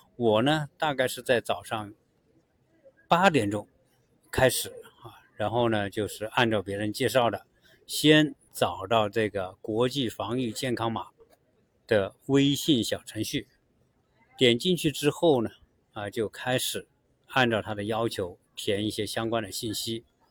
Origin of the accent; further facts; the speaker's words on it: China; now in United States; 我们中国人做事